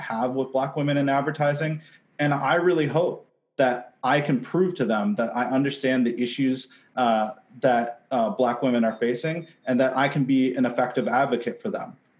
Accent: Seattle, Washington, United States; I'm from Seattle. I spent my entire career in advertising, ten years in Seattle

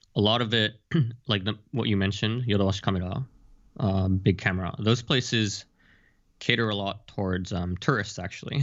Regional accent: Japan; I'm born in Japan and I've lived here most of my life

